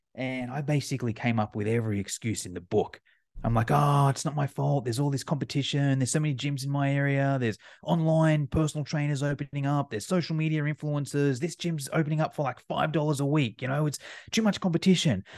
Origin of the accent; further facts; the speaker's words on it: Australia; accent: Australian; as you can probably tell by my accent, I'm from Australia.